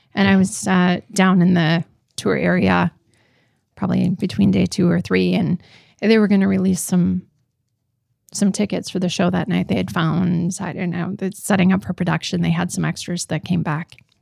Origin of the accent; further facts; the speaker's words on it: Roseau, Minnesota, United States; moved away; the little girl I am from Roseau